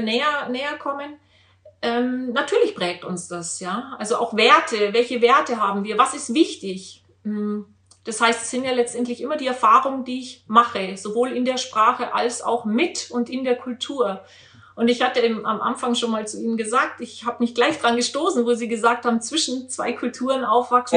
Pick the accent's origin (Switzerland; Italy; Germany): Germany; Regensburg, Bavaria; Ich bin ja in Bayern groß geworden, auch wenn man das jetzt nicht hört.